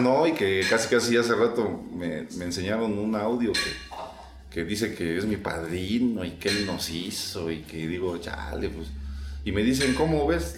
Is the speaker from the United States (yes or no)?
no; Mexico; como buen mexicano